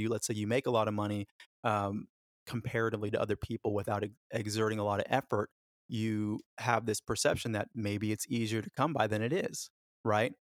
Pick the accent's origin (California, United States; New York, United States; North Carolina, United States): California, United States; Los Angeles; born or raised there; also born or lived in Florida / Jamaica